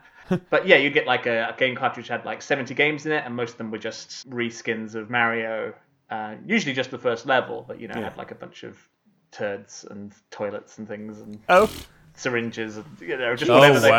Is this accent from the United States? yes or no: no; South Africa; moved away; In growing up in South Africa